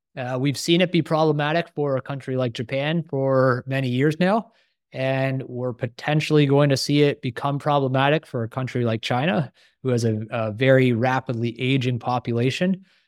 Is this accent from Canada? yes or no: yes; Canada; I'm a Canadian